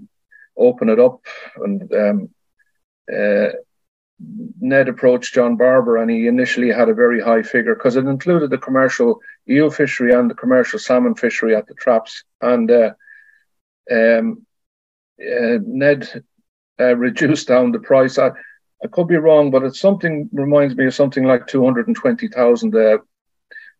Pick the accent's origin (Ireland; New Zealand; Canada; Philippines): Ireland; County Cavan; I grew up in Cavan